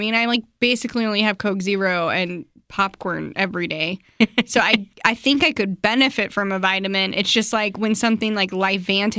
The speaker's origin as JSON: {"language": "English", "region": "Utah", "country": "United States", "said": "I'm from Utah."}